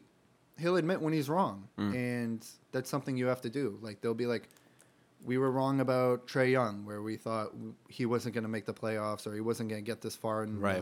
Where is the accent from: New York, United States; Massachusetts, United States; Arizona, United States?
Massachusetts, United States; Boston; We're Celtics fans. We're from Boston for the most part. We're Celtics fans.